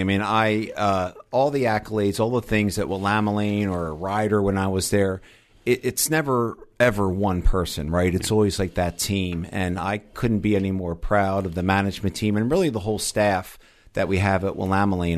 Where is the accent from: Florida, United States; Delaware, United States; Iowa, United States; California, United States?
Delaware, United States; moved away; also born or lived in New Jersey; I'm from the East Coast originally, grew up, actually was born in Delaware